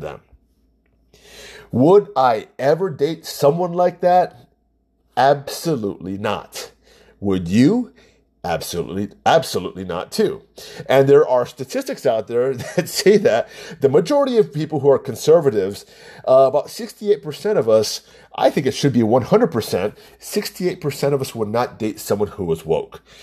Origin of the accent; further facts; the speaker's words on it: United States; I'm Asian American, I'm Chinese